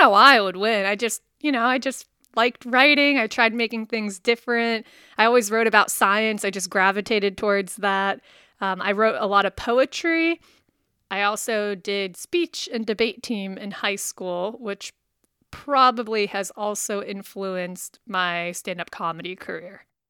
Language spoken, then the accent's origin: English; West Virginia, United States; moved away; I'm from West Virginia